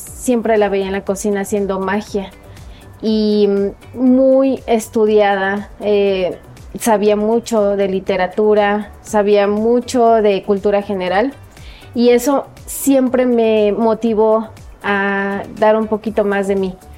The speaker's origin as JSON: {"language": "Spanish", "town": "Coatepec", "region": "Veracruz", "country": "Mexico", "tie": "born or raised there", "said": "orgullosamente cuatepecana. Eh, me siento muy, muy bendecida de haber nacido en esa tierra. Este, y pues ahí transcurrió, ha transcurrido toda mi vida"}